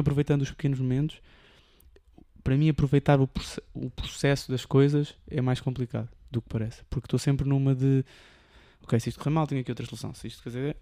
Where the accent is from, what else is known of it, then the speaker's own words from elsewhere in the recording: Almada, Setúbal, Portugal; also born or lived in Lisbon; apanhar o barco de, de volta para Almada e iria para a minha zona